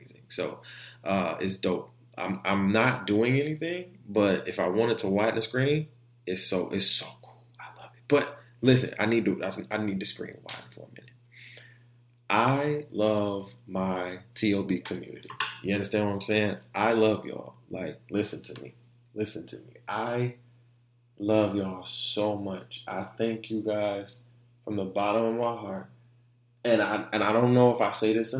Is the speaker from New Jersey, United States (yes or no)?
no; Orlando, Florida, United States; also born or lived in Detroit; I'm from Orlando. You know, I was born in Orlando